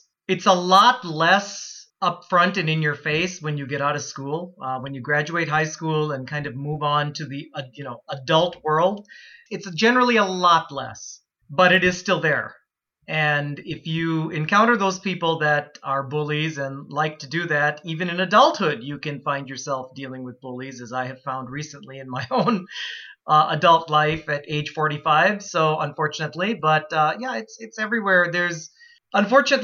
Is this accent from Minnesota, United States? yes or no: yes; Plymouth, Minnesota, United States; also born or lived in Calgary, Canada / Florida; town I grew up in, Plymouth, Minnesota, where I still live today